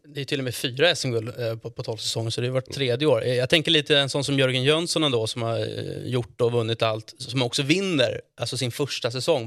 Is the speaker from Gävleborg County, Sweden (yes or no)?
no; Stockholm, Stockholm County, Sweden; Jag som är från Stockholm